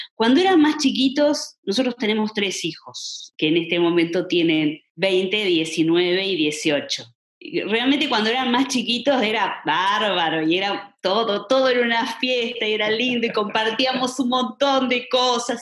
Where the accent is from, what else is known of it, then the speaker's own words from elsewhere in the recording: Colonia del Sacramento, Colonia, Uruguay; somos de Colonia y todo, yo estaba en Colonia